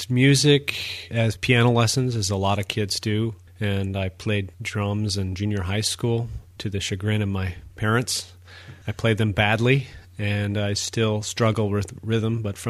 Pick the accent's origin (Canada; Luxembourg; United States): United States; Minnesota; moved away as an adult; also born or lived in Pennsylvania / Ashland, Wisconsin; I'm originally from Minnesota. Marina and St. Croix is where my family grew up. Started as a Midwesterner, went to art school in Minneapolis, Minnesota at the Minneapolis College of Art and Design.